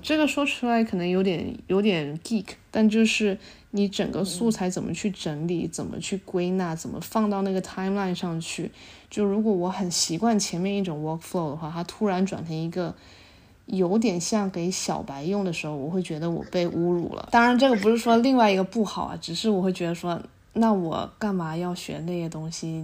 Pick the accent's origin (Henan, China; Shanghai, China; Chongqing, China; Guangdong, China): Guangdong, China; moved away as an adult; also born or lived in United States; 我是潮汕人，然后本身潮汕有很比较浓厚的宗族文化